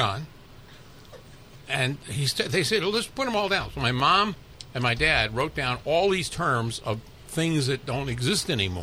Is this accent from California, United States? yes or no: yes; Los Angeles, California, United States; also born or lived in Brooklyn, New York; It's Los Angeles, and that's where I grew up and went to UCLA